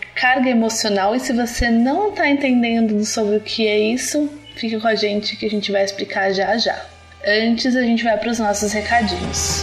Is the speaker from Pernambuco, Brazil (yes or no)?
no; Brasília, Federal District, Brazil; sou de Brasília